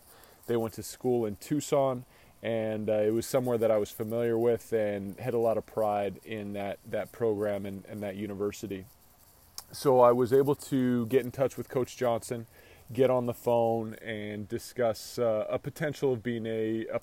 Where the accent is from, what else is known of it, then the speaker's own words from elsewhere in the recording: Richmond, British Columbia, Canada; moved away as an adult; also born or lived in Santa Maria, California / San Luis Obispo, California; I grew up in Richmond, British Columbia, just outside of Vancouver. Lived there the majority of my life, bounced around a little bit as a kid, but that was always kind of home.